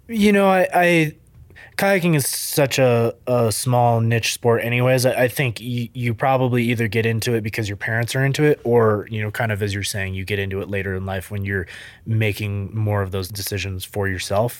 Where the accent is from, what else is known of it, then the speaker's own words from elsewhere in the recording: central Vermont, United States; So I grew up in Vermont, a tiny little town. People might be familiar with Rutland, Vermont, Killington, Vermont, that area, central Vermont.